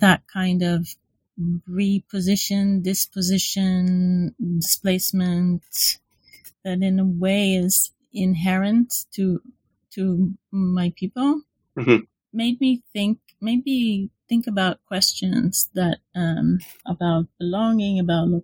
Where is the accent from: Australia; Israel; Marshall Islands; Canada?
Israel; moved away as an adult; now in London, United Kingdom; I'm from Israel. So I did my undergraduate and MA in Israel.